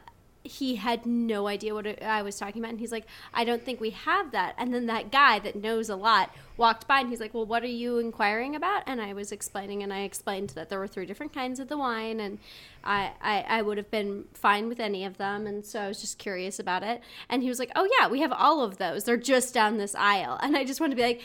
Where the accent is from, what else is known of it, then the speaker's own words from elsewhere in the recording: Montana, United States; moved away; We grew up in Montana.